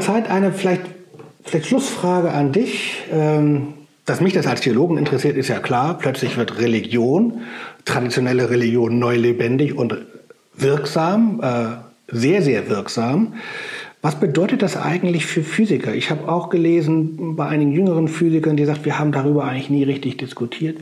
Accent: Germany; als Deutscher

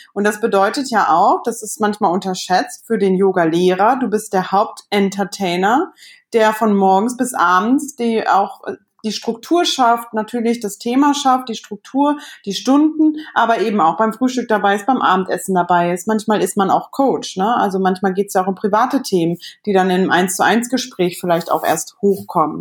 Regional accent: Cologne, North Rhine-Westphalia, Germany; unsere Kölner äh, Connection irgendwie, obwohl wir uns da gar nicht kennengelernt haben. Aber ähm, von, der, von der Mentalität sind wir beide aus dem Umkreis

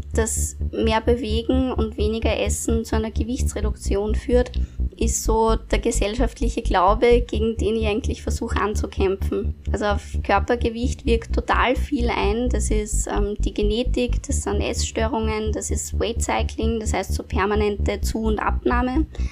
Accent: Upper Austria, Austria; moved away as an adult; now in Vienna, Austria; Und nach meiner Matura bin ich äh, nach Wien gezogen, also eigentlich komme ich aus Oberösterreich

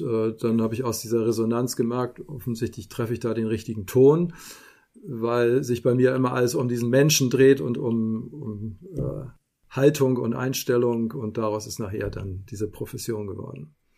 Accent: Hamburg, Germany; moved away as an adult; now in Simonsberg, Germany; Eigentlich ist es Hamburg, auch mein Geburtsort. Und bis März äh, ist es das auch gewesen.

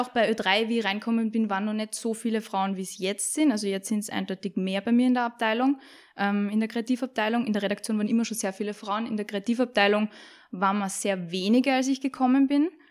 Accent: Salzburg, Austria; accent: Salzburg dialect; moved away; also born or lived in Vienna; ich bin eine Salzburgerin, hört man vielleicht am Dialekt

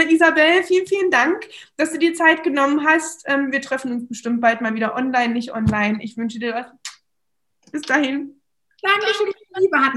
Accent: Magdeburg, Saxony-Anhalt, Germany; okay, wir kommen beide aus Magdeburg, ja, das hat uns schon sehr verbunden

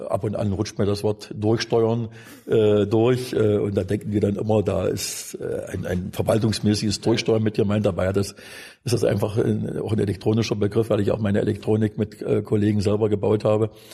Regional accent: Wittenberg, Saxony-Anhalt, Germany; bin Wittenberger. Bin also da in der Region Wittenberg auch geboren worden

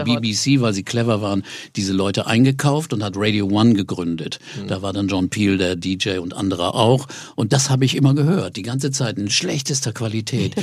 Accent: near Osnabrück, Lower Saxony, Germany; wo ich aufgewachsen bin, bei Osnabrück in der Gegend

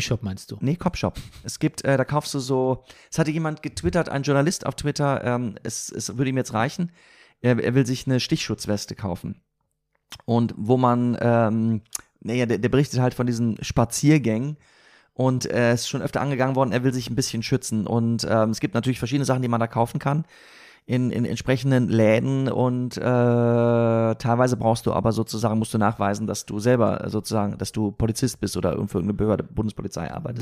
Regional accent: Siegen, North Rhine-Westphalia, Germany; moved away; meiner Heimatstadt Siegen

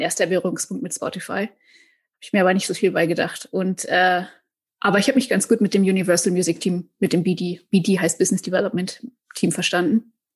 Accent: Silbach, North Rhine-Westphalia, Germany; moved away as an adult; now in San Francisco, United States; ich komme ursprünglich aus dem Sauerland, aus einem kleinen Dorf namens Silbach mit 500 Einwohnern

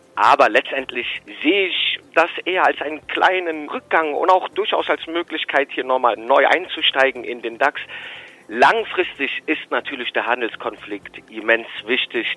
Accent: Rhineland, Germany; für mich als Rheinländer

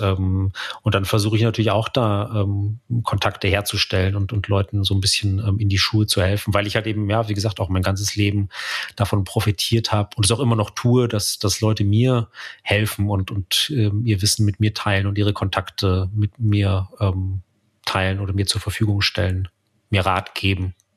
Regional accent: Munich area, Bavaria, Germany; im, im Münchner Umland, wo ich aufgewachsen bin

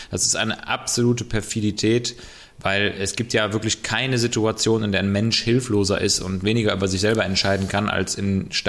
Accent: West Germany, Germany; Klar darf man Ossis sagen, ne? Ich bin ja auch

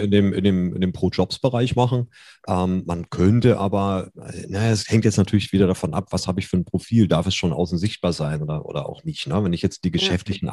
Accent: Germany; wir sind ja Deutsche

